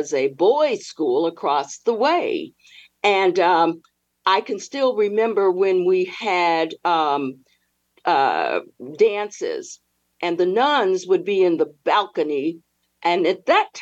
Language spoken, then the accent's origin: English; Chicago, Illinois, United States; I grew up in Chicago, Illinois. And I lived on the south side of Chicago